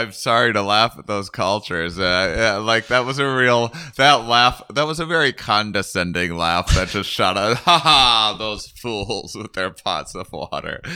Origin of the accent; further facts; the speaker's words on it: Wisconsin, United States; moved away; I'm from Wisconsin originally, and I always, uh, small, uh, smallish town in Wisconsin